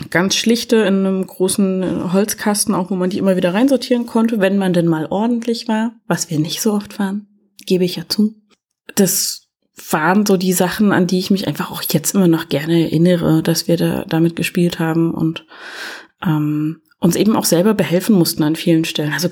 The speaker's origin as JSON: {"language": "German", "region": "East Germany", "country": "Germany", "said": "ich komme ja aus der DDR, wir hatten ja nichts, ne?"}